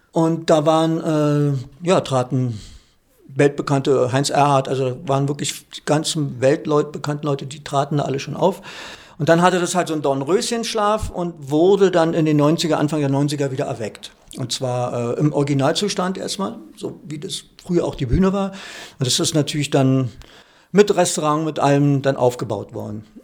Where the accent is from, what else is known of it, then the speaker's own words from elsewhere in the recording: Berlin, Germany; moved away as an adult; also born or lived in Füssen / Augsburg; ich bin ja schon seit äh, ja, 23 Jahren wohne ich ja nicht mehr in Berlin.